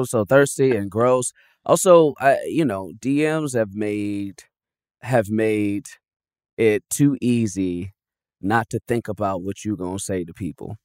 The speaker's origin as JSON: {"language": "English", "town": "Chicago", "region": "Illinois", "country": "United States", "tie": "born or raised there", "moved": "as an adult", "lives_now": "Los Angeles, United States", "said": "I was actually born in Chicago"}